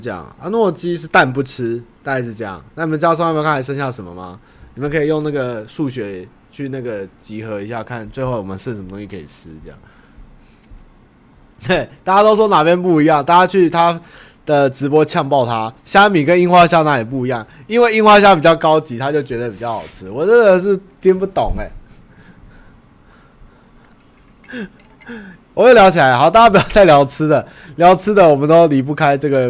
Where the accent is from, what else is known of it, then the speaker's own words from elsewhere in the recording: Jiangsu, China; 水饺，我跟关关，关关是东北人，那我是江苏人，我们对水饺很挑剔的